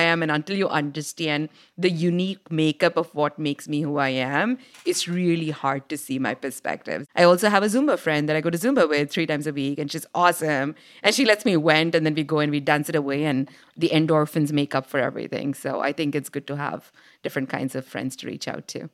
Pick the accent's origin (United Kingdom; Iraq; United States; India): India; moved away; growing up in India as this little girl who loved engineering